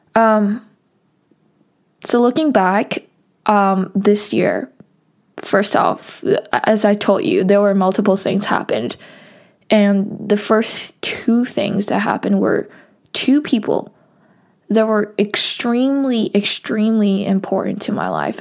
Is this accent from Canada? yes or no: no; Hong Kong; I'm from Hong Kong